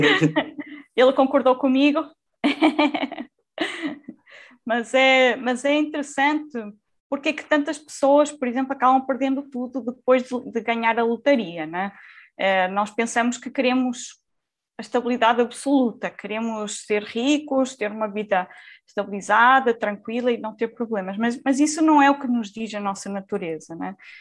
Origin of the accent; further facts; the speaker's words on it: Portugal; accent: Portuguese; Eu atualmente vivo em, em, Portugal, como já devem ter notado também pelo meu sotaque, eu sou, sou de Portugal